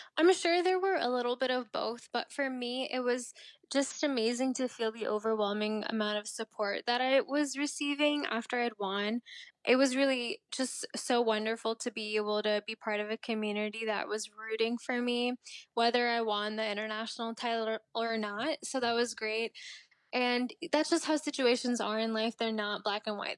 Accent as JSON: {"language": "English", "region": "Maryland", "country": "United States", "also_born_or_lived": "India", "said": "I am from Maryland"}